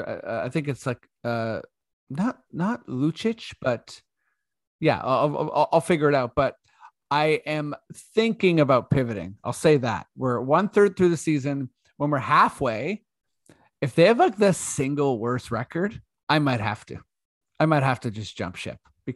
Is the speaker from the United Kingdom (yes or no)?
no; Canada; We're Canadian.